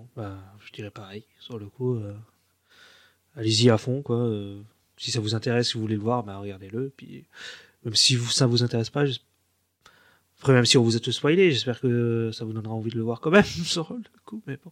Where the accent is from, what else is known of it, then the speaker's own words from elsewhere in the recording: France; chez nous en France